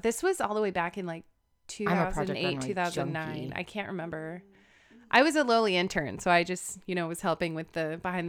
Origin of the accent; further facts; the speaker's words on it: Manhattan Beach, California, United States; So I grew up in Manhattan Beach, California. I'm the oldest of four.